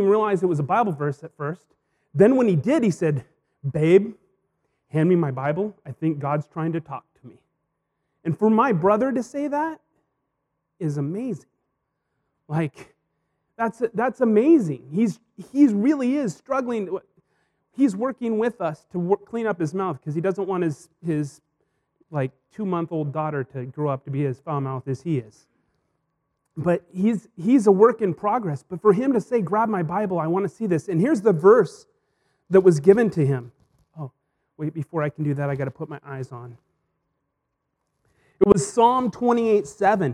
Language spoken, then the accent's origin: English; Hermiston, Oregon, United States; moved away; Hermiston, my hometown